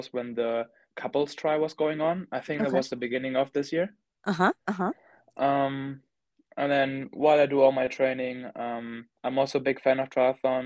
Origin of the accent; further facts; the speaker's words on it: Rostock, Mecklenburg-Vorpommern, Germany; moved away; I'm in Germany in Rostock in my hometown for Christmas break